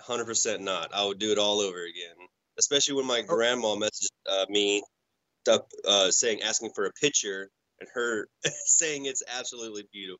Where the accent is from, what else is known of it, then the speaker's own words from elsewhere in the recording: Ohio, United States; now in Texas, United States; knowing that I was originally from Ohio, living in Texas, was a big sports fan